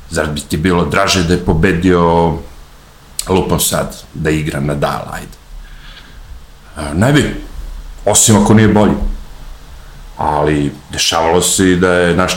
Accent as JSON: {"language": "Croatian", "country": "Serbia"}